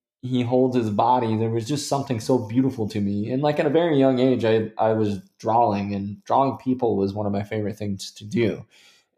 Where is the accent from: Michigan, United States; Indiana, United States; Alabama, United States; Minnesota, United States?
Indiana, United States; I'm from Indiana